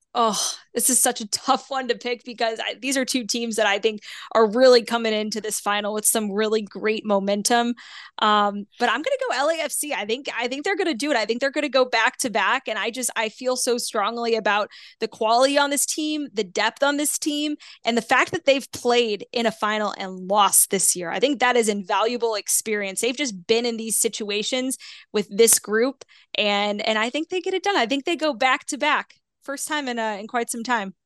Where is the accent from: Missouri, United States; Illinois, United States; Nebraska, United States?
Missouri, United States; St. Louis; moved away; I'm from Saint Louis originally.